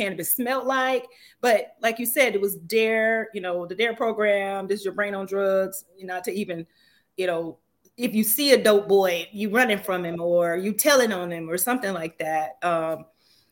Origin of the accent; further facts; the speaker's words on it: Florida, United States; growing up in Florida